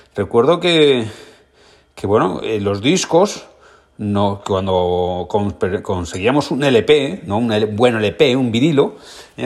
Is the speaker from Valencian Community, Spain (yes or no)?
yes; Alicante, Valencian Community, Spain; un vinazo de mi tierra, es un vinazo alicantino